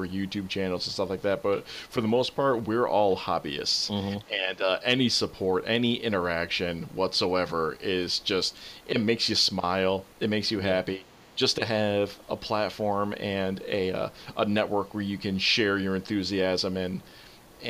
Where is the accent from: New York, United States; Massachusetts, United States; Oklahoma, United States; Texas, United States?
New York, United States; Albany; my hometown. We had a self-driving car visit us in little old Albany, New York